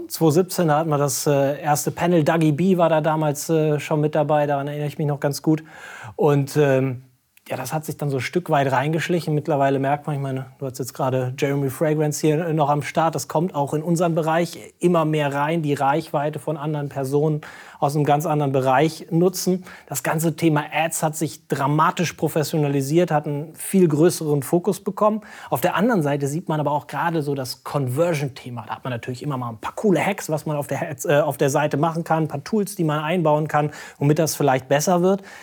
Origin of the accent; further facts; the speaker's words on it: Cologne, North Rhine-Westphalia, Germany; wir als Kölner